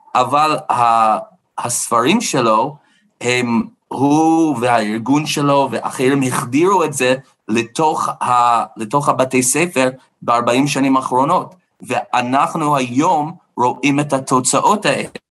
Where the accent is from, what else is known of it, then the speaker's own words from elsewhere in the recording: United States; Hebrew is a second language; now in Israel; אני גדלתי בארצות הברית